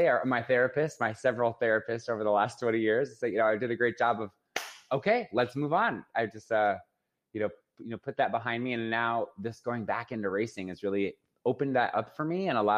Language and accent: English; Phoenix, Arizona, United States; I was born and raised in Phoenix, Arizona.